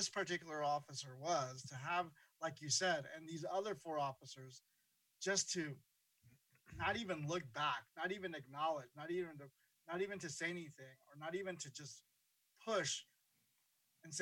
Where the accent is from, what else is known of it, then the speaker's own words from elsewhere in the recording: Los Angeles, California, United States; also born or lived in Honduras / New Jersey; I was born in Honduras, and I immigrated to this country young, from New Jersey to New Jersey, then to what was, I guess, South Central when I was a kid, and now it's just South Los Angeles. And I grew up in, you know, going to school, junior high school and high school in Watts